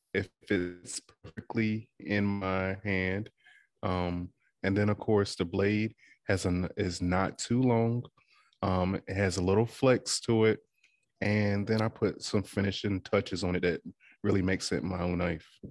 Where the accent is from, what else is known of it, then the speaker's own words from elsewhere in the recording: Withams, Virginia, United States; moved away; I am from the Eastern Shore of Virginia, um, small town called Witham's